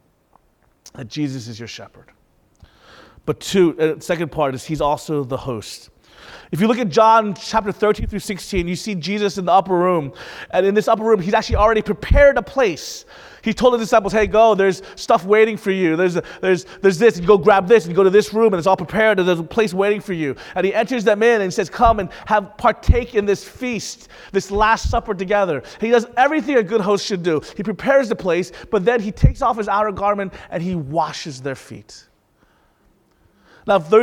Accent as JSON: {"language": "English", "town": "Panama City", "region": "Florida", "country": "United States", "tie": "born or raised there", "moved": "yes", "said": "I'm from Panama City. That's where I grew up most of my life."}